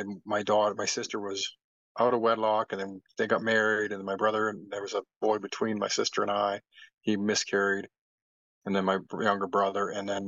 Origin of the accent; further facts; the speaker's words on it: Wind Lake, Canada; born there; My mom was from Sucker Creek and I was born in Wind Lake. And then we moved all over.